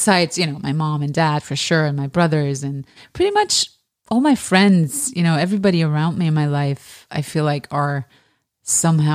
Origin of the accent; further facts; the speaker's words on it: Germany; also born or lived in Iran; I was born in Iran and I grew up in Germany